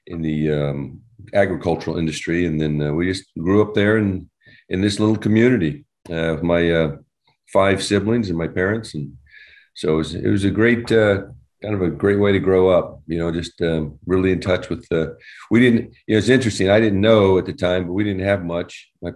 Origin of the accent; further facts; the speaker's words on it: Albany, Georgia, United States; moved away as an adult; also born or lived in Arizona / Utah; So I grew up in a little community in Georgia. It's up here, you call it Albany. Down there, they call it Albany.